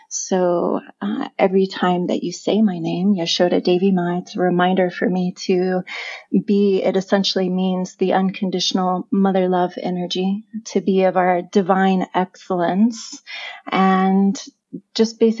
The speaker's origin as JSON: {"language": "English", "region": "California", "country": "United States", "tie": "born or raised there", "also_born_or_lived": "Chico / San Diego", "said": "Originally, I, I grew up in California. I was born in Northern California in a small town called Chico, but my family moved a lot."}